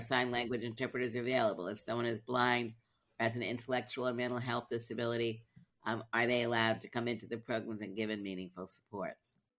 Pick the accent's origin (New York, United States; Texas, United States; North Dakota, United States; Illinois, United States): New York, United States; New York City; moved away; I grew up in Brooklyn, then I moved